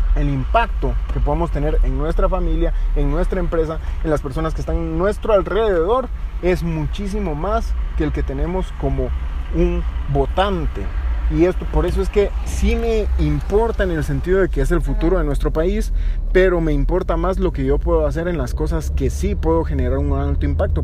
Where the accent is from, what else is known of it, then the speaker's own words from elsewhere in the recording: Guatemala; Guatemala somos todos los guatemaltecos